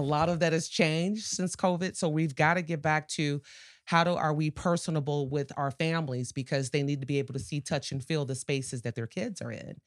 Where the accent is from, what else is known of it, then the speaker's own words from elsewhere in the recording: Chicago, Illinois, United States; moved away as an adult; now in Portage, United States; born and raised in Chicago.